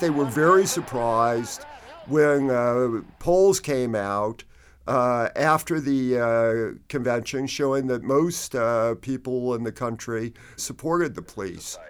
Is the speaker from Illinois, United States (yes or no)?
no; Phoenix, Arizona, United States; I grew up in Phoenix on, uh, the west side